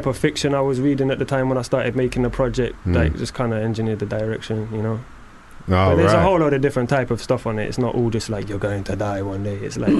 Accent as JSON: {"language": "English", "town": "Leicester", "region": "East Midlands", "country": "United Kingdom", "said": "I come from Leicester."}